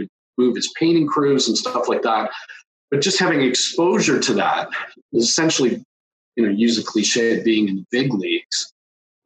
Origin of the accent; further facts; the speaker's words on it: Toronto, Ontario, Canada; I grew up in the suburbs of Toronto.